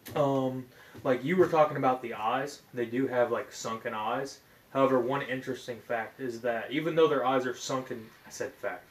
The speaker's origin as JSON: {"language": "English", "region": "Appalachian Mountain regions", "country": "United States", "tie": "born or raised there", "said": "I grew up in the Appalachian Mountain regions"}